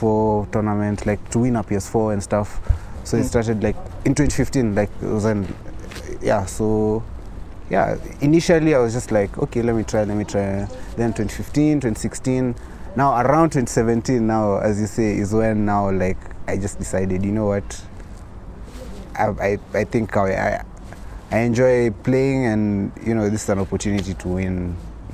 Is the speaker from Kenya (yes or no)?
yes; Kenya; I'm a Kenyan. I was born in Kenya.